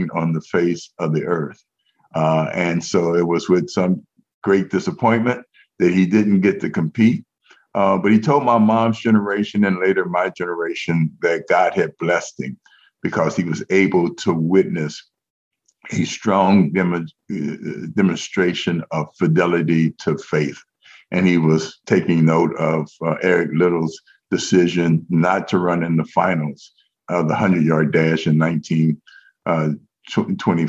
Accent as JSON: {"language": "English", "town": "Cincinnati", "region": "Ohio", "country": "United States", "tie": "born or raised there", "said": "I'm a native Cincinnatian"}